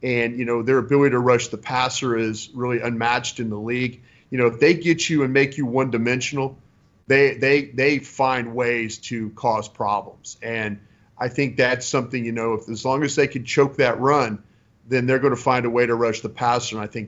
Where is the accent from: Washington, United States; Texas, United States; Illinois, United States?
Texas, United States; Dallas; I grew up in Dallas, Texas